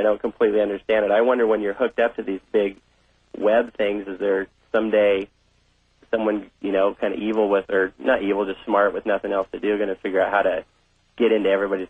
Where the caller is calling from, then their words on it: San Diego, California, United States; I'm calling from San Diego.